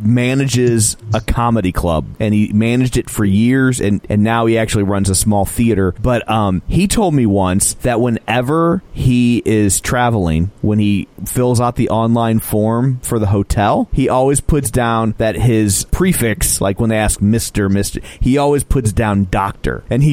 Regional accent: Ireland; There's a cultural divide, because she's Russian and I'm Irish. So like how, like my mouth wasn't built to do this. My mouth was built for potatoes, whiskey, and bad poetry.

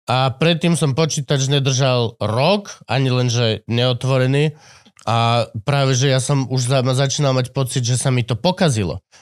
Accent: Slovakia; Sme Slováci.

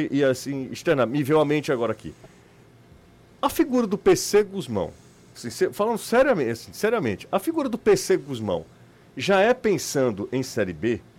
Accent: Fortaleza, Ceará, Brazil; Eu sou de Fortaleza.

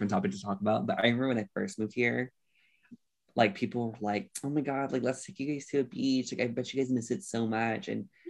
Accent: Honolulu, Hawaii, United States; moved away as an adult; also born or lived in Bay Area, California; I'm from Hawaii. I'm originally from Honolulu, Hawaii. Born and raised there. I've only went to the Bay Area for college.

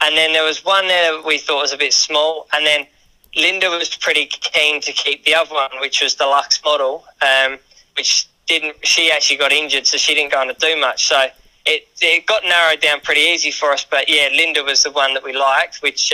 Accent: England, United Kingdom; now in Western Australia, Australia; I'm from England originally

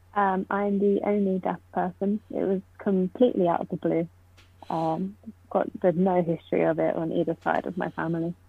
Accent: Poole, South West England, United Kingdom; moved away as an adult; now in Oxford, United Kingdom; I'm from Poole, but I always say Bournemouth because no one knows where Poole is, but it's right next door.

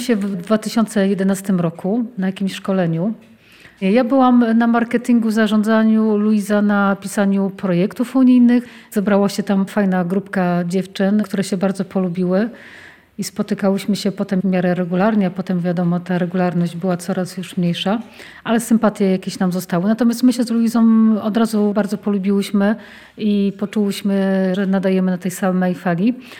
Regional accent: a small town near Lublin, Lublin Voivodeship, Poland; Wywodzę się z takiej małej miejscowości pod Lublinem

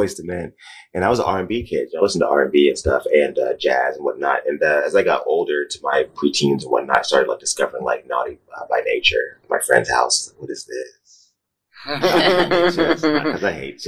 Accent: New York, United States; now in Portland, United States; I'm from New York

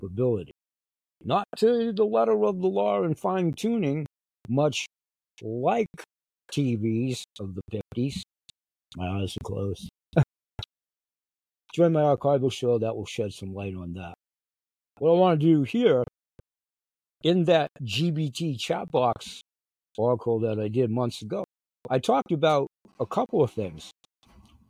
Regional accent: United States; I'm an American citizen

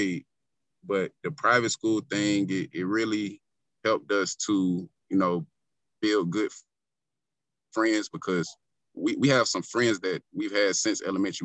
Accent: Columbia, South Carolina, United States; My hometown is Columbia, South Carolina. And my upbringing, I was raised in a two-parent household.

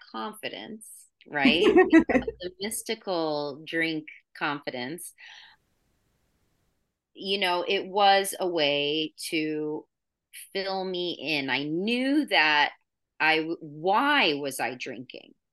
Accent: Florida, United States; also born or lived in New York / California; now in San Luis Obispo, United States; I'm from Florida

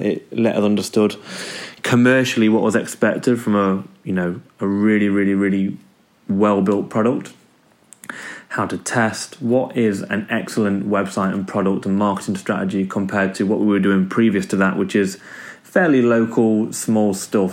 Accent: Derby, East Midlands, United Kingdom; I'm from Derby in the UK

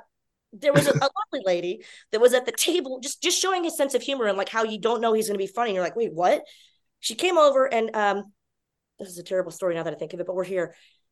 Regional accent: Texas, United States; born there; now in Orlando, United States; So when I come home to Orlando, Florida. That's not my hometown. I was born in Texas and lived in 5 states.

